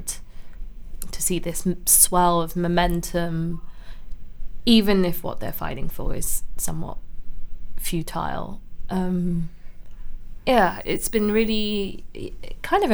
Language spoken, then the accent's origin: English; London, United Kingdom; I grew up in Camden, then my parents kind of moved around, but mainly North London, North West, Willesden Green. Then they ended up in Barnet. So yeah, kind of grew up all over North London